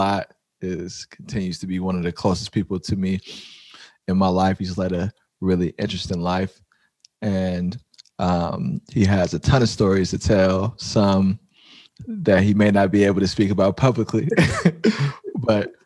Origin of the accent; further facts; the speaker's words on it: San Francisco, California, United States; the way I grew up in the Fillmore